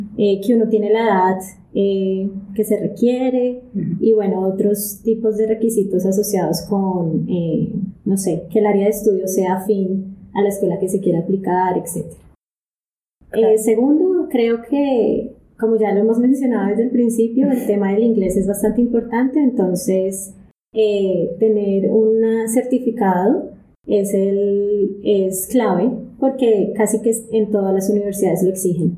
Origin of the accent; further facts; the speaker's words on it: Colombia; moved away as an adult; now in Japan; yo soy colombiana